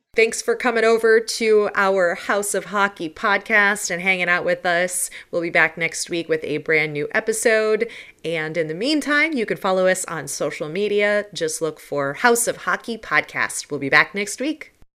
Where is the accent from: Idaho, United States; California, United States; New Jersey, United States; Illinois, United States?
Illinois, United States; Chicago; I'm from Chicago